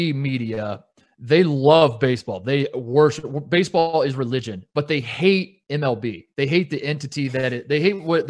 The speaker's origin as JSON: {"language": "English", "town": "Indianapolis", "region": "Indiana", "country": "United States", "tie": "born or raised there", "also_born_or_lived": "Ohio", "moved": "yes", "said": "I grew up in Indianapolis, where football is not a thing"}